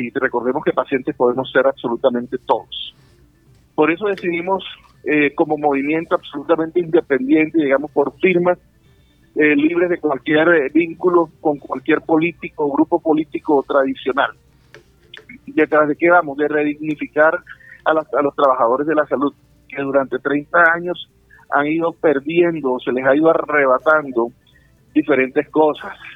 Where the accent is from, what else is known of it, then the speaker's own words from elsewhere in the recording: Colombia; como colombianos